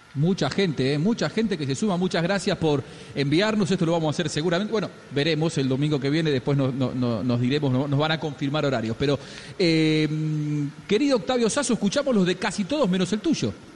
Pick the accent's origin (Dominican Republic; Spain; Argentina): Argentina; los argentinos somos primero de los clubes y después argentinos